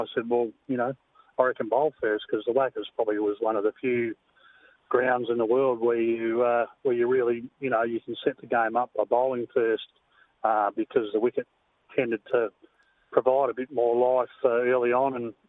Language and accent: English; Perth, Western Australia, Australia; Yeah, well, I'm a hills boy. That's where I played all my junior cricket.